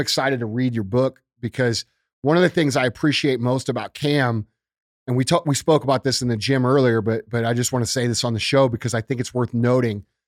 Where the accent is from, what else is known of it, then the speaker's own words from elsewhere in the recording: Tornado Alley, United States; I grew up in Tornado Alley